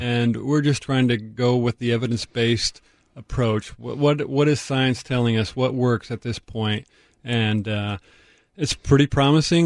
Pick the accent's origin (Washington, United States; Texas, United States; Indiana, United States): Washington, United States; Tacoma; I grew up in North Tacoma on Basalt Street